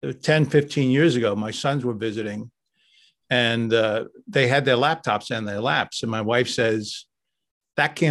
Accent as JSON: {"language": "English", "region": "New York", "country": "United States", "tie": "born or raised there", "said": "I grew up in New York"}